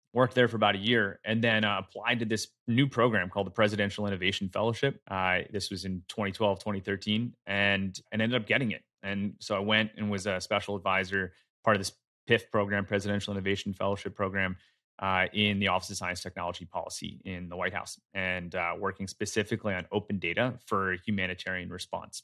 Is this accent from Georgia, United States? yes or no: no; Philadelphia, Pennsylvania, United States; moved away as an adult; also born or lived in San Francisco Bay Area; made my way over here to Philly, which is where I grew up